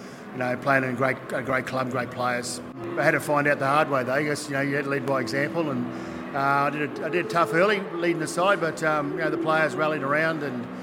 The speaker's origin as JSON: {"language": "English", "region": "Queensland", "country": "Australia", "moved": "as an adult", "said": "From being a Queenslander"}